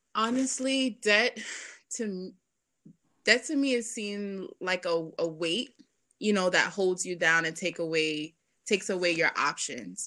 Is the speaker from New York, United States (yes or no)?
yes; New York City, New York, United States; also born or lived in Boston; I grew up in Brooklyn, um, in Bed Stuy